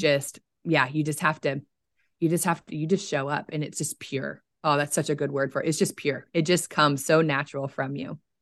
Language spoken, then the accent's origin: English; Oklahoma, United States; I'm from Oklahoma, so I'm in central United States